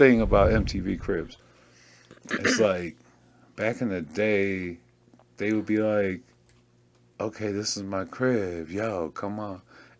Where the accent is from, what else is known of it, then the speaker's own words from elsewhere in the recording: Seattle, Washington, United States; I'm from Seattle.